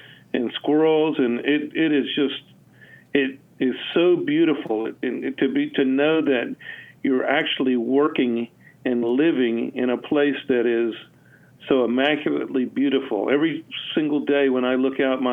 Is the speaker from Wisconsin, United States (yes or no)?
no; Washington, District of Columbia, United States; also born or lived in Raleigh, North Carolina; now in Grayson County, United States; I grew up in the Washington, D.C. area